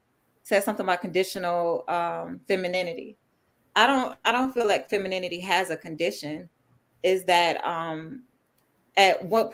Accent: the South, United States; you would know me that I'm still from the South. So I'm real Southern and traditional, but it comes off that way.

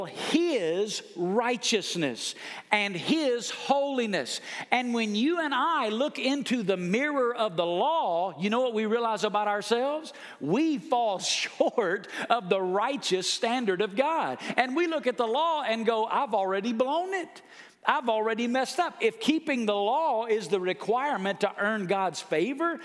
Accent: Alabama, United States; moved away as an adult; now in Las Vegas, United States; I'm from Alabama.

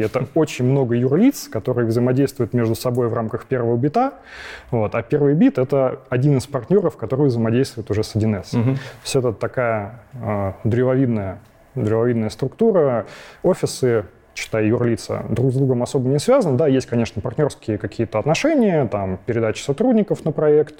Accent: Krasnogorsk, Moscow Oblast, Russia; also born or lived in Lyubertsy; я из Подмосковья. Вот, изначально родился я в городе Люберцы, но потом через какое-то время переехал в Красногорск. Вот, и живу сейчас тоже в Красногорске.

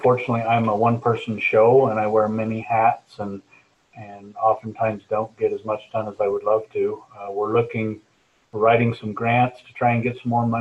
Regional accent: Cache Valley, Utah, United States; I'm from Cache Valley here, and so the valley holds, you know, it's home to me

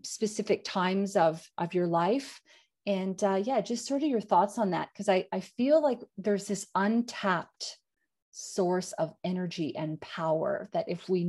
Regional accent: Canada; moved away; I'm Canadian

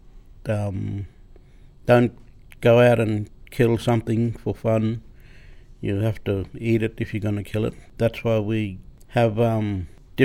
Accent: Cooktown, Queensland, Australia; I was born in Cooktown, 1961, in the old Cooktown Hospital.

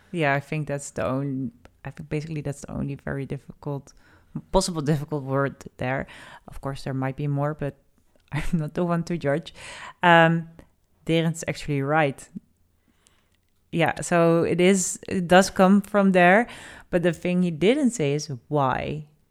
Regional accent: Netherlands; we have quite, uh, the moving abroad nation.

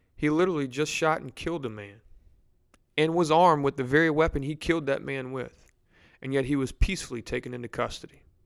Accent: Louisiana, United States; Baton Rouge in my hometown or home city

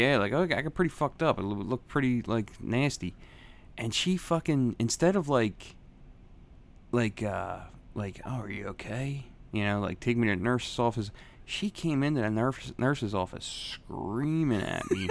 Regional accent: Philadelphia, Pennsylvania, United States; also born or lived in Bellmawr, New Jersey; I was born in Philadelphia

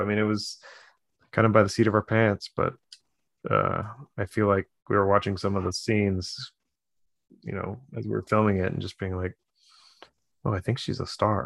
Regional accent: United States; as an American, we're almost all transplants from somewhere.

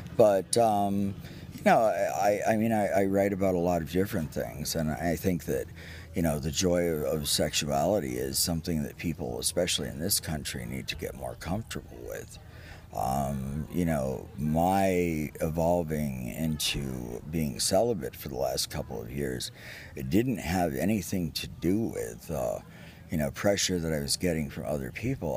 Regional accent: Key West, Florida, United States; I was born and raised in Key West

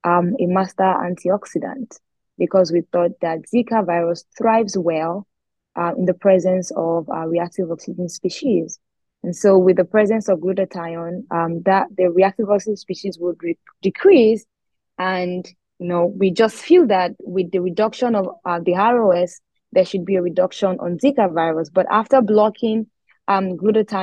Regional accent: Abeokuta, Ogun State, Nigeria; moved away as an adult; also born or lived in Akure, Ondo State / Lagos; I'm from Nigeria. I schooled in Lagos, but I am originally from Ondo State, Akure to be precise. I lived in another city and another state, Ogun State, and I lived in Abeokuta most of my life

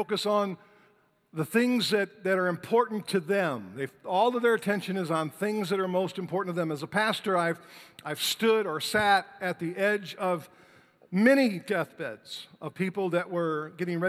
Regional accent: Detroit, Michigan, United States; Detroit, Michigan, my hometown

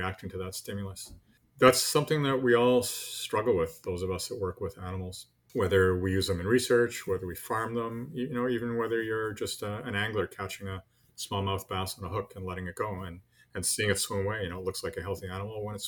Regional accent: Montreal, Quebec, Canada; moved away as an adult; also born or lived in Newfoundland; I grew up in Montreal, you know, big city, far from the ocean.

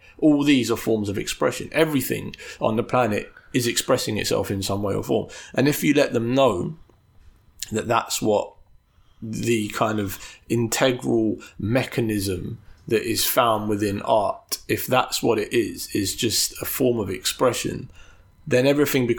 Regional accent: London, United Kingdom; brought up, born and raised in London in a hyper-capitalist society

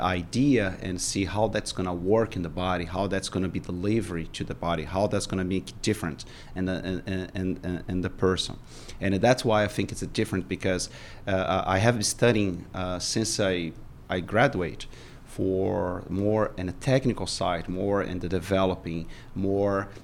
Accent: Brazil; English is a second language; moved away as an adult; now in United States; come back and rebuild our life here in Brazil.

